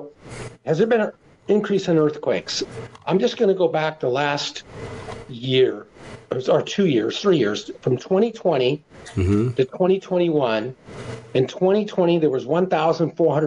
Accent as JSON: {"language": "English", "area": "Bay Area", "region": "California", "country": "United States", "tie": "born or raised there", "said": "when I was growing up in the Bay Area in California in the 70s and 80s"}